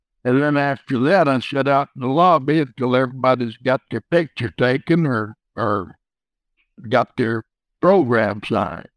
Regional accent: West Texas, United States; growing up in West Texas

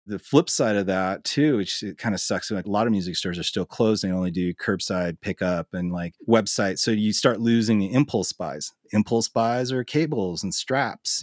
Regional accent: Billings, Montana, United States; also born or lived in Los Angeles / Missoula; I was born in Billings and I've lived in multiple cities around the state. I had a stint in L A right after high school, and other than that, I've lived in Montana my entire life.

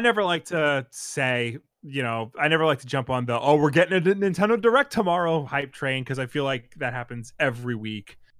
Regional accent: United States; as an American

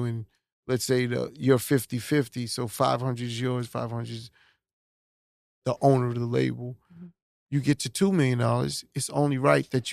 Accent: New York City, New York, United States; also born or lived in Brooklyn, New York; I always claim Hollis because that's where I was raised. But born in Brooklyn

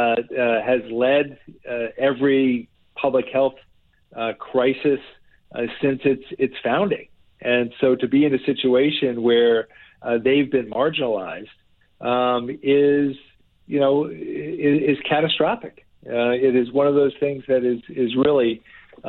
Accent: New Jersey, United States; New Jersey, this is my home state. I grew up here.

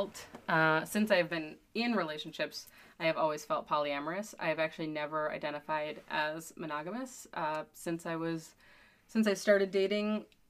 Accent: Wisconsin, United States; also born or lived in Milwaukee; I'm from Wisconsin, but I've been living in Milwaukee for about 12 years now

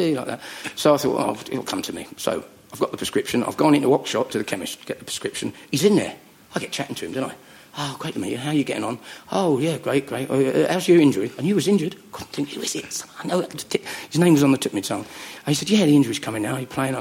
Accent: United Kingdom; now in Surrey, United Kingdom; I'm not from North London, no. I'm from Middlesex or Surrey. I live in Surrey.

